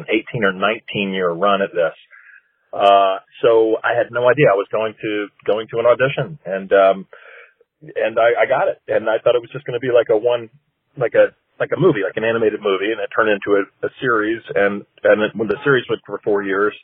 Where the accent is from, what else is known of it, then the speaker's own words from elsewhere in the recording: Little Rock, Arkansas, United States; moved away as an adult; now in Los Angeles, United States; I grew up in Arkansas, in Little Rock, Arkansas